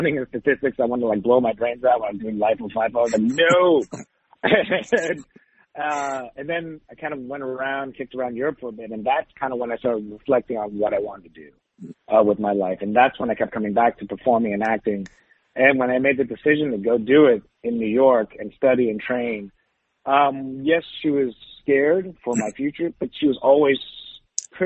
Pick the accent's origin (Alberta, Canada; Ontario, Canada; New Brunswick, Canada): New Brunswick, Canada; Saint John; also born or lived in Taiwan; when we moved from Taiwan, I was like 5. So, you know, I kind of basically was completely raised. You know, I remember a lot of Taiwan as a kid, but still I was raised mostly in Canada in a small place called St. John, New Brunswick